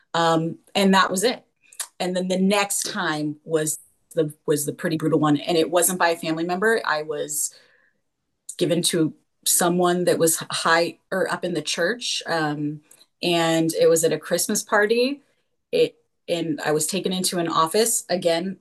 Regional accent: California, United States; moved away as an adult; also born or lived in Utah; I was raised in California, but we decided to move to Utah

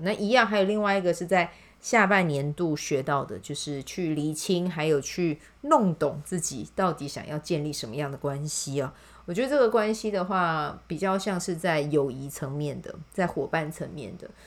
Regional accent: Kaohsiung, Taiwan; 因为它是在支持我的家乡的人嘛

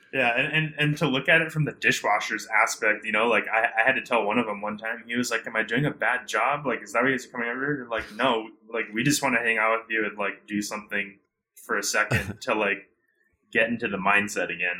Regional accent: Hawaii, United States; I'm from Hawaii originally, so I grew up with a lot of the farmers and a lot of their children

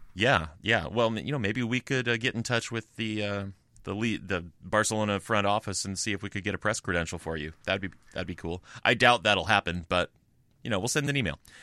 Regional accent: United States; I'm American

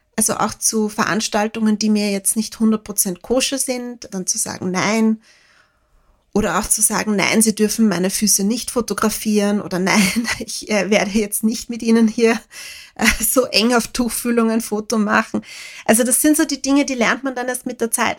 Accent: Lower Austria, Austria; ich komme vom Land, ich komme aus einer Familie ohne Akademiker

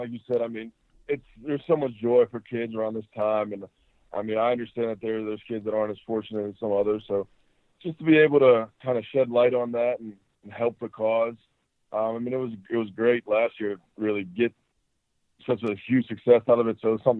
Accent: Pittsburgh, Pennsylvania, United States; I mean, I'm from Pittsburgh. I like to go back, spend time with family during that time.

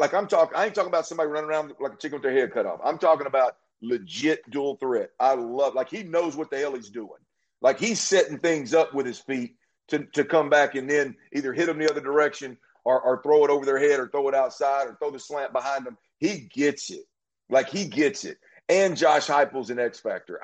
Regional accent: Baytown, Texas, United States; Right here, Baytown, right outside of Houston

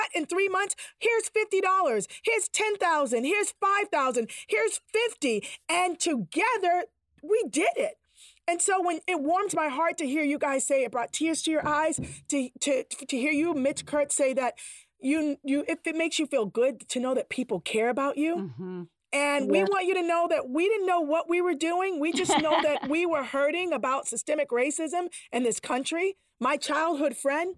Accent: Boston, Massachusetts, United States; I grew up in Dorchester, Massachusetts

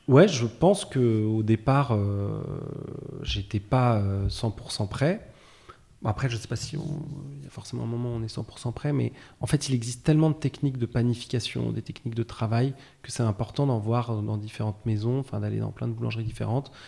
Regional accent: Versailles, Île-de-France, France; moved away as an adult; also born or lived in Paris; now in Nantes, France; j'ai grandi euh, essentiellement à Versailles, à côté de Paris

